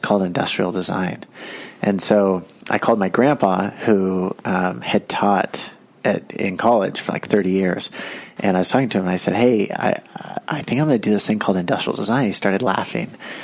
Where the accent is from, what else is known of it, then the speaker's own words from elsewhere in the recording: Carmel, California, United States; I grew up in Carmel